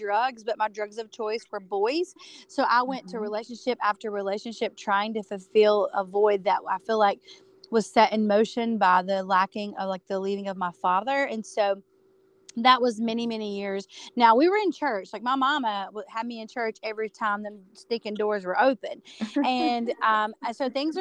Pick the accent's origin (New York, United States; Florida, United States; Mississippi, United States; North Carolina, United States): North Carolina, United States; Dallas; So I grew up in North Carolina. You people know Charlotte, North Carolina. I was about 30 minutes from Charlotte, North Carolina, in a small town called Dallas.